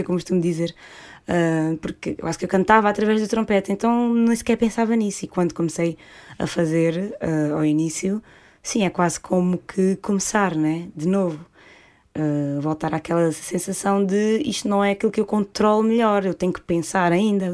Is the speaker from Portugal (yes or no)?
yes; Portugal; nós, portugueses